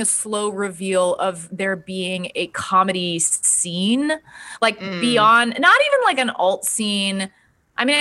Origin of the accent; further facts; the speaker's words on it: Dallas, Texas, United States; I am from Dallas, Texas. My parents were in the music business. They owned rock clubs